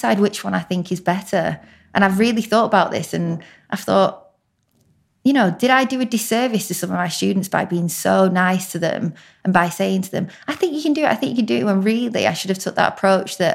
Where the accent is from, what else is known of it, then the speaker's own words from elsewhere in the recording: Blackburn, North West England, United Kingdom; also born or lived in York; I'm actually from Blackburn, which is Lancashire, hence the accent.